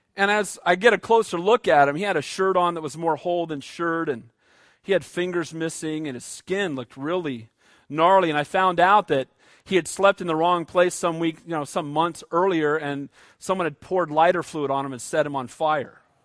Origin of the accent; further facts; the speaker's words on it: United States; I'm an American